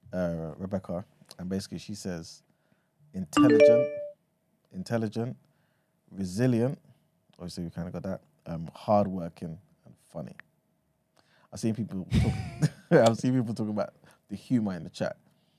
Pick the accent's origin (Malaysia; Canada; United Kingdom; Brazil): United Kingdom; London; obviously growing up in East London, right? Like, you kind of in the estate, you got white people there, you got some Asian people there, and this and the third, right?